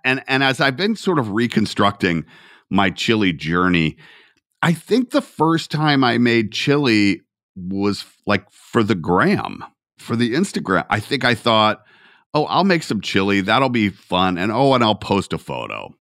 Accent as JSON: {"language": "English", "town": "Atlanta", "region": "Georgia", "country": "United States", "tie": "born or raised there", "said": "I'm from Atlanta."}